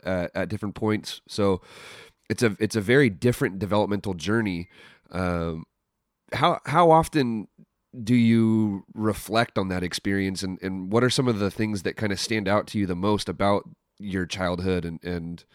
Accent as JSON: {"language": "English", "town": "San Mateo", "region": "California", "country": "United States", "said": "I'm originally from San Mateo"}